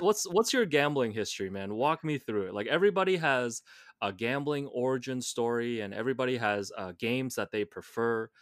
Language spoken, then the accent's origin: English; Hong Kong; growing up in Hong Kong